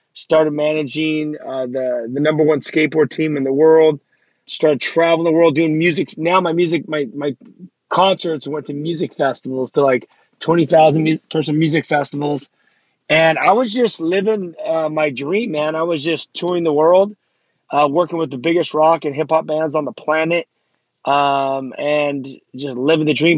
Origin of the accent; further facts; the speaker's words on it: Los Angeles, California, United States; I grew up in Los Angeles and, uh, you know, I just grew up into this lifestyle out here.